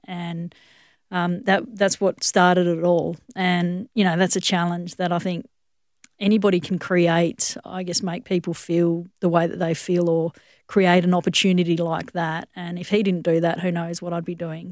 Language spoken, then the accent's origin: English; Western Australia, Australia; also born or lived in Johannesburg, South Africa / Durban, South Africa; this is an incredible country to grow up